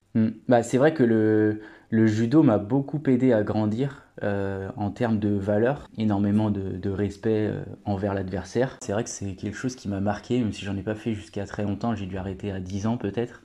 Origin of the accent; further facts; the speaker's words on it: Pays de la Loire, France; je viens de la région des Pays de la Loire